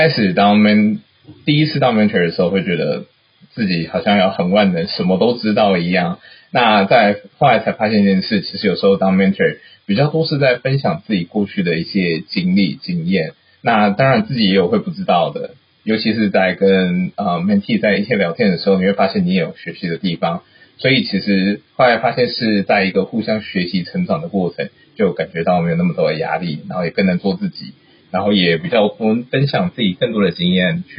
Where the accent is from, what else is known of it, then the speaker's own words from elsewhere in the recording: United States; born there; 我自己因为是在美国出生，所以啊、呃，我毕业之后呢，先是在台湾工作了一年，然后服了兵役才出来。